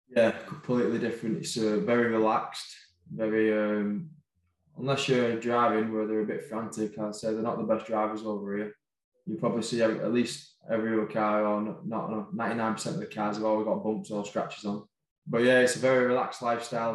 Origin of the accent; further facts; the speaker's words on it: Wigan, North West England, United Kingdom; moved away as an adult; now in France; I'm from Wigan. I've grown up watching Wigan.